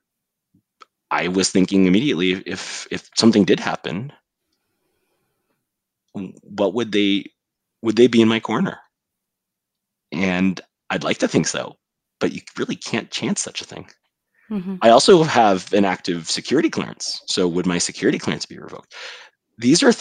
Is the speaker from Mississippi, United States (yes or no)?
no; California, United States; our home state of California